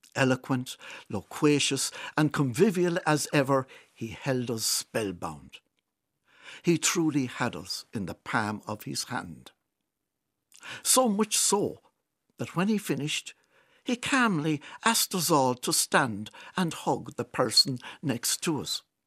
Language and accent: English; Kilkenny, Leinster, Ireland; my hometown of Kilkenny